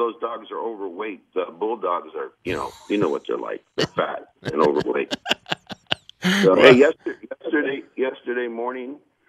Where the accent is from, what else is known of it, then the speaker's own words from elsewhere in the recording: Erie, Pennsylvania, United States; now in Walnut Creek, United States; … from Erie, because Randy's from Erie and I'm from Erie.